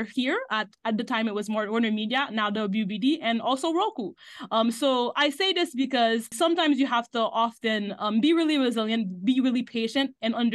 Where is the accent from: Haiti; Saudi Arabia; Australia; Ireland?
Haiti; moved away as an adult; now in United States; So I grew up in Haiti my whole life. I came to the US for college